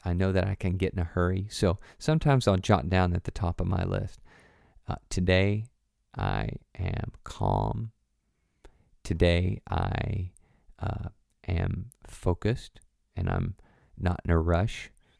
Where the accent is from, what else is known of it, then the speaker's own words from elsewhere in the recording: Tennessee, United States; For me, I grew up in the South, good old Tennessee, and there are, you know, we got bad words.